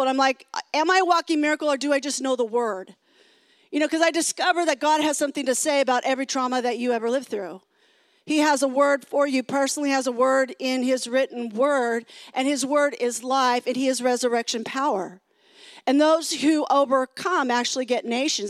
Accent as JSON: {"language": "English", "region": "California", "country": "United States", "said": "I am from California. I've been in California for a long time"}